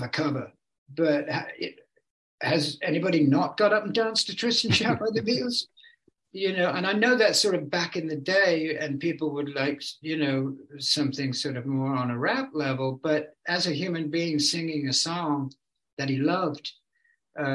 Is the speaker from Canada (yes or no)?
no; England, United Kingdom; moved away as an adult; now in California, United States; I've lived here way longer than I ever lived in England. You know, I was a teenager virtually when I came